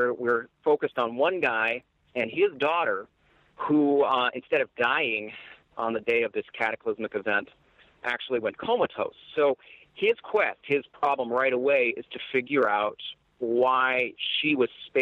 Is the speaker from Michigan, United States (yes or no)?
yes; Iron Mountain, Michigan, United States; now in Los Angeles, United States; I've been out here in my hometown in Iron Mountain